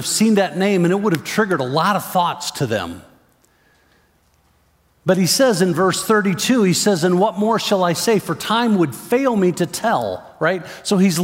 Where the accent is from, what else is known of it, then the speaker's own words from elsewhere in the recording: Chicago, Illinois, United States; I grew up in the Chicago area.